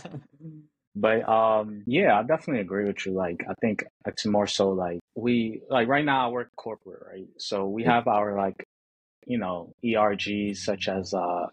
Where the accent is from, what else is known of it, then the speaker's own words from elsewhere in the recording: New York, United States; I'm from New York